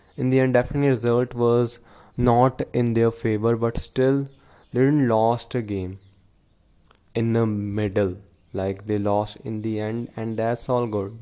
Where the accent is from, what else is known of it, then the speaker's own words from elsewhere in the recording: Punjab, India; I'm from Punjab